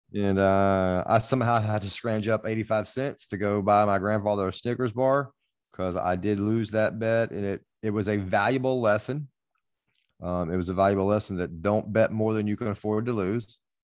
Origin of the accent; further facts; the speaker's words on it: Arkansas, United States; I was born in Arkansas and I have followed Arkansas football since I was one year old.